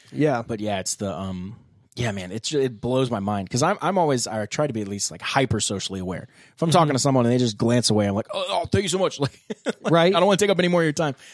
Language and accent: English; Vietnam; born there; So I was born back in Vietnam.